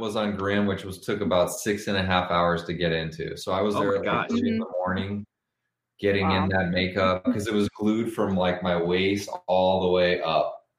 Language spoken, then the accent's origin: English; Los Angeles, California, United States; I grew up in Los Angeles